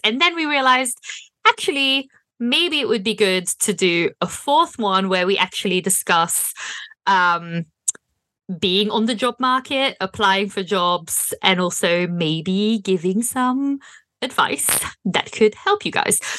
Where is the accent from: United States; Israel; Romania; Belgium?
Belgium; moved away as an adult; also born or lived in Berlin, Germany; now in United Kingdom; I'm from Belgium, and so I, when I was still living in Belgium